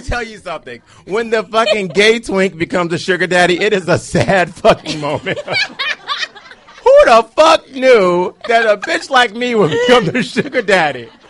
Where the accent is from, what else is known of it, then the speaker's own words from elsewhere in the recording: Cleveland, Ohio, United States; now in Washington, D.C., United States; I'm a black gay man from Cleveland